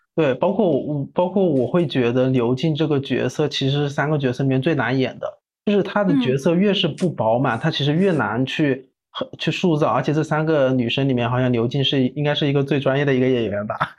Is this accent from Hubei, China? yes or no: yes; Wuhan, Hubei, China; 我也是武汉的